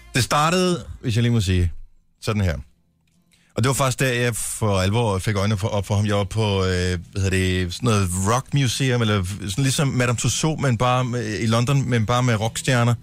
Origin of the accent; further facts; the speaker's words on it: Esbjerg, Southern Denmark, Denmark; Min fødeby